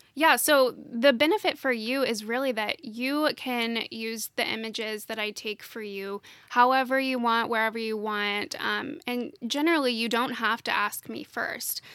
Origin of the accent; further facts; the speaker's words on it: Nashville, Tennessee, United States; I'm, I'm from Nashville originally, and my husband and I live here together.